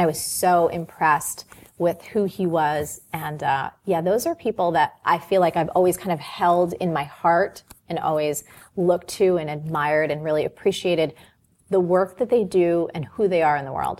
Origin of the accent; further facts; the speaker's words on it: New Jersey, United States; I'm from New Jersey.